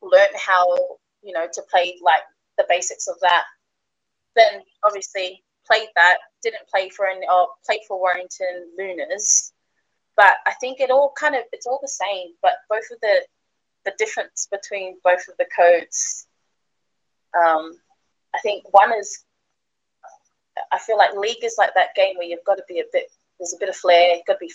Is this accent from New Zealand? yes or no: yes; New Zealand; also born or lived in Australia; now in England; as you can tell, my accent's not from around here. I was born in New Zealand